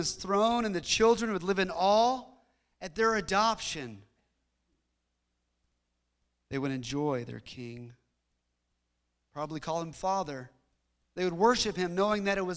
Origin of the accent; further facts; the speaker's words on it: United States; us being American